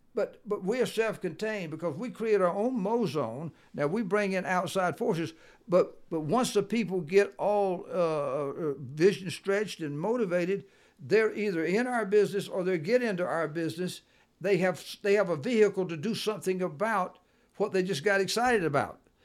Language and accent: English; the South, United States; I'm from the South, and I can talk faster.